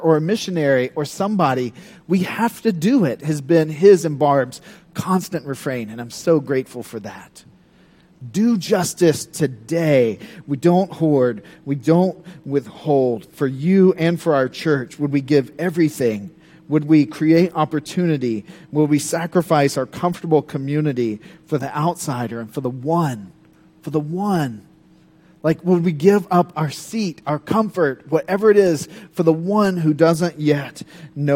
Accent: Georgia, United States; moved away as an adult; now in South Carolina, United States; I'm from Georgia

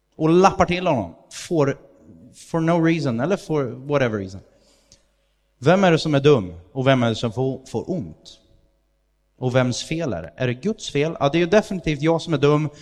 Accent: Sweden; Jag är svensk

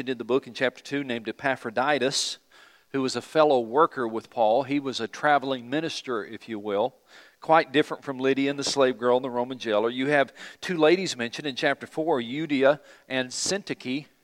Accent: United States; we're from America

